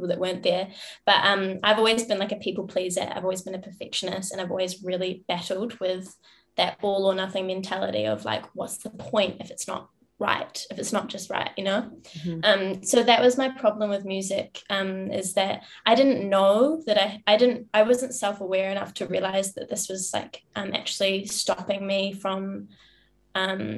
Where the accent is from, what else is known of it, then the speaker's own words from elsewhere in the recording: New Zealand; I grew up in New Zealand in a small town, in a farm in the middle of nowhere.